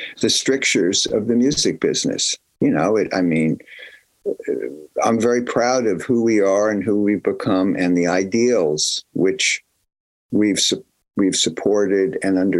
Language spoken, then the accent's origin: English; New Brunswick, New Jersey, United States; I was from New Brunswick, New Jersey, Central Jersey